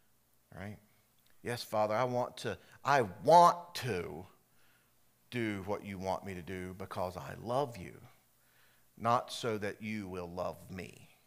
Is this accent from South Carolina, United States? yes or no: yes; South Carolina, United States; For me, growing up in South Carolina, Carowinds was our amusement park.